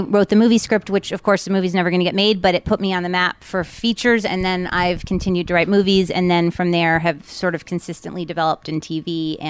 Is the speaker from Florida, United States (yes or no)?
yes; Miami Beach, Florida, United States; also born or lived in Everglades City, Florida; growing up in Miami Beach